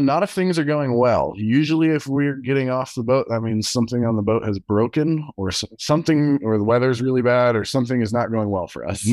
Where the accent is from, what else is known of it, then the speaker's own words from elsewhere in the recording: Durango, Colorado, United States; also born or lived in Texas; I've lived in, uh, Colorado pretty much as long as I can remember, in Durango